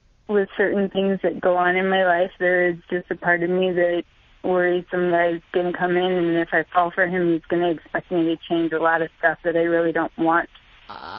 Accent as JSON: {"language": "English", "region": "Midwest", "country": "United States", "tie": "born or raised there", "said": "I grew up in the Midwest"}